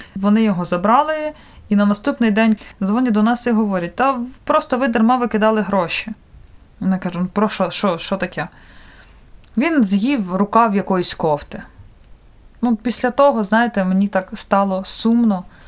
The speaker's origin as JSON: {"language": "Ukrainian", "town": "Vinnytsia", "region": "Vinnytsia Oblast", "country": "Ukraine", "said": "Я ж сама з Вінниці маю там дуже багато друзів і подруг"}